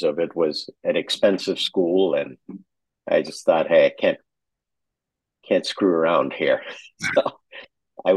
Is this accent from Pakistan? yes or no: yes; Karachi, Sindh, Pakistan; moved away as an adult; also born or lived in San Francisco; I grew up in Pakistan. I was lucky in that they really invested in my education early, and I was lucky enough to go to the American school there in Pakistan, in Karachi